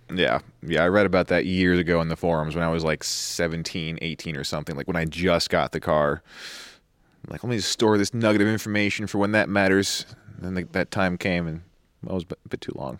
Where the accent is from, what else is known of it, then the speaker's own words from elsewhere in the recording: New York, United States; moved away as an adult; born and raised in New York, went to U of R